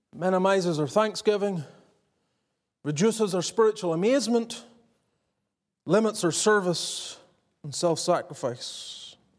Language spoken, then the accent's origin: English; Northern Ireland, United Kingdom; also born or lived in the American South; now in Southern United States; growing up in Northern Ireland until I moved to the south